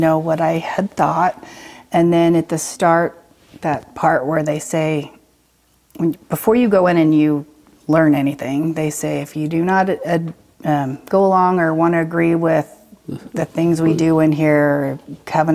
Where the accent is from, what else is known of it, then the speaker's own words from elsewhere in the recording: Salt Lake City, Utah, United States; I was born here in Salt Lake